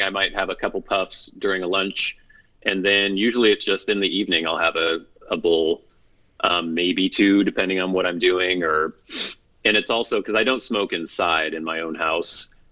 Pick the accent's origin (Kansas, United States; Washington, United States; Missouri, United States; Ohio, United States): Washington, United States; Bellingham; also born or lived in Oregon / Southern California; I'm from pretty much the Pacific Northwest. It's where I've spent most of my life. I was born in Oregon, but my family's all from around the Bellingham, Washington area, and that's mostly where I've lived